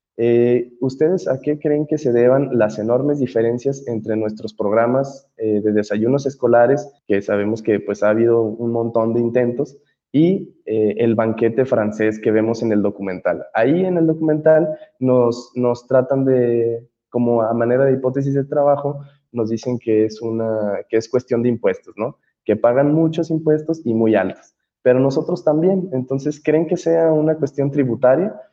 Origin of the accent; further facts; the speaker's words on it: Mexico; cuando uno la ve como mexicano